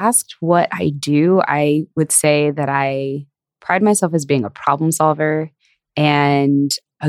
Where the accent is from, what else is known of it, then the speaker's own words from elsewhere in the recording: Chicago, Illinois, United States; I grew up here in Chicago in the Beverly neighborhood on the southwest side.